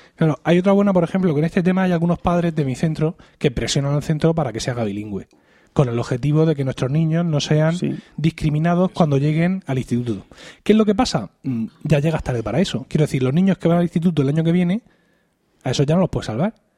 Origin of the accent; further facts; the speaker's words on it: Murcia, Region of Murcia, Spain; also born or lived in Elche; Yo soy de aquí de Murcia